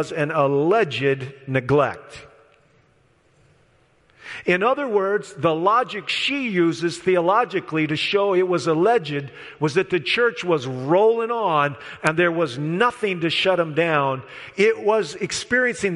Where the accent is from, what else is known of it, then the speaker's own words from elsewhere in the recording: Midwest, United States; I'm from the Midwest, so I've seen the sky turn green.